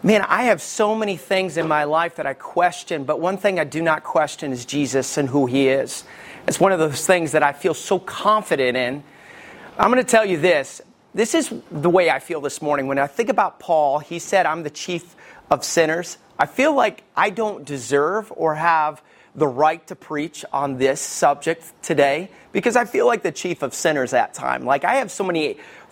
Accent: Alabama, United States; I grew up in Alabama.

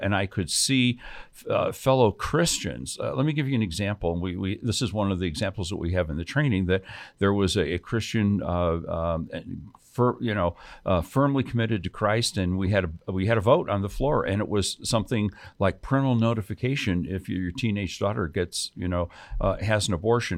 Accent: Chicago, Illinois, United States; now in New Mexico, United States; grew up in Chicago, um, on the South Side

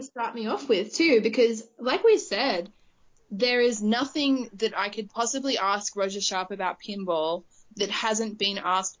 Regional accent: Australia; accent: bogan Aussie; I would like to be associated with T2 based on my accent, but the best I'm probably going to get is, like, I don't know, what's a bogan Aussie that you can relate me to?

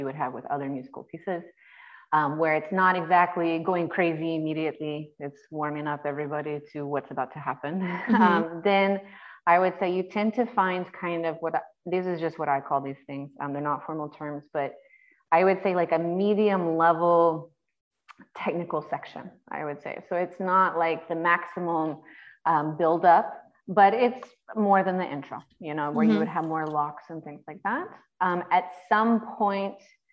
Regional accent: United States; also born or lived in North Carolina; I am an American girl

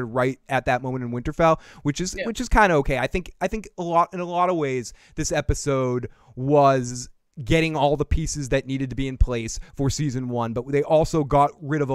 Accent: Boston, Massachusetts, United States; we're from Boston

